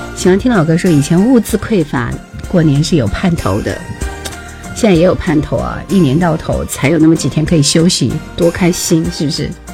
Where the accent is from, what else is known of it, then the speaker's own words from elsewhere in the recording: Jingzhou, Hubei, China; 我是湖北的，湖北荆州的，荆州古城的